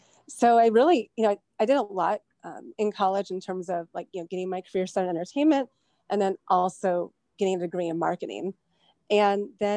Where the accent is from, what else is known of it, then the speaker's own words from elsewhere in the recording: Westlake Village, California, United States; I was born in Westlake Village, and that's where I grew up